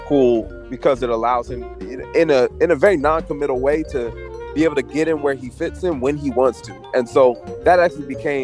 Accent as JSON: {"language": "English", "town": "Philadelphia", "region": "Pennsylvania", "country": "United States", "tie": "born or raised there", "moved": "as an adult", "lives_now": "New York City, United States", "said": "I was from Philly, so we were kind of right across the bridge from each other."}